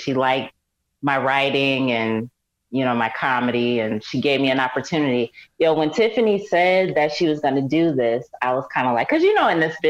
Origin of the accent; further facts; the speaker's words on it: Syracuse, New York, United States; now in Los Angeles, United States; I'm from Syracuse, New York.